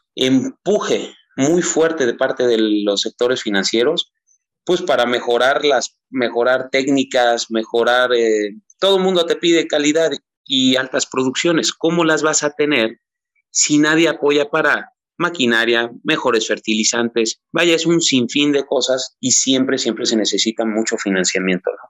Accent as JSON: {"language": "Spanish", "town": "Teziutlán", "region": "Puebla", "country": "Mexico", "said": "regreso a Teciutlán, Puebla, de donde soy originario"}